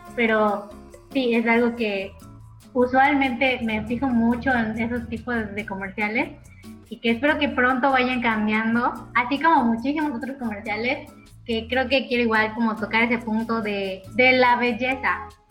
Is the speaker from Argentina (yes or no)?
no; Mexico; como realmente somos los mexicanos